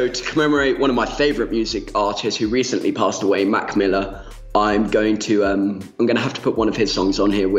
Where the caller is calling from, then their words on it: Spain; I'm half Spanish and I'm calling from Spain